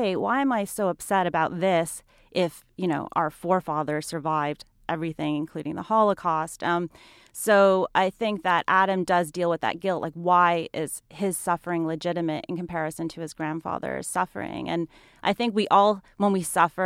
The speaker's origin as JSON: {"language": "English", "country": "Canada", "tie": "born or raised there", "also_born_or_lived": "Montreal", "moved": "yes", "said": "I grew up in Canada"}